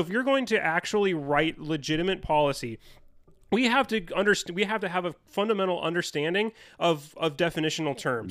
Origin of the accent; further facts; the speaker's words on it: United States; as an American